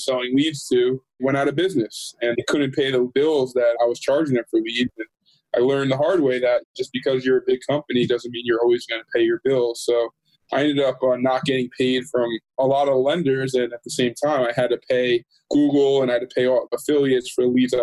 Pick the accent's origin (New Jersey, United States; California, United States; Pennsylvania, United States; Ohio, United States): New Jersey, United States; Jersey Shore; moved away as an adult; now in Los Angeles, United States; I'm from New Jersey originally, the beautiful Jersey Shore